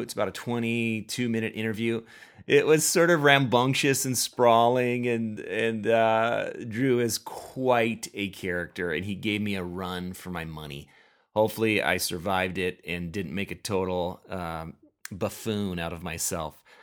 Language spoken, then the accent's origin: English; Minnesota, United States; I am from Minnesota